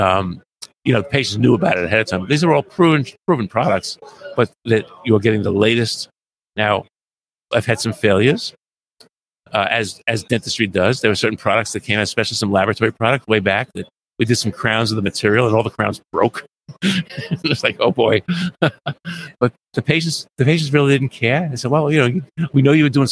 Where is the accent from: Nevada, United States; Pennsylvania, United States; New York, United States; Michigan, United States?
New York, United States; New York City; moved away as an adult; also born or lived in Boston area, Massachusetts; now in Boston, United States; I grew up in New York City.